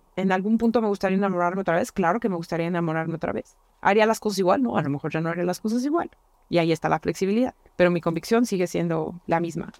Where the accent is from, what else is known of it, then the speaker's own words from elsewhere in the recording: La Piedad, Michoacán, Mexico; moved away; mi tierra, a la piedad